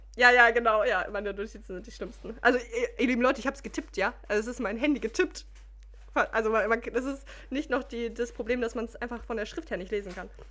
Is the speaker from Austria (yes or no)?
no; Mülheim an der Ruhr, North Rhine-Westphalia, Germany; wir sind aufgewachsen in Müllermann der Ruhr.